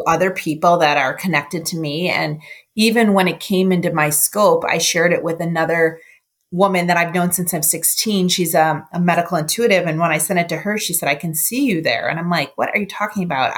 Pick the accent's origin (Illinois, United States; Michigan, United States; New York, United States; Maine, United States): New York, United States; Buffalo; now in Cleveland, United States; I grew up in Buffalo